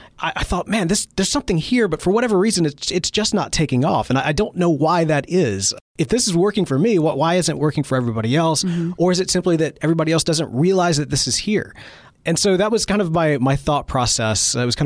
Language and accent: English; Mississippi, United States; do get a lot of criticism from time to time from Mississippians who don't think that I sound like I'm from Mississippi. My accent probably is not, as strong.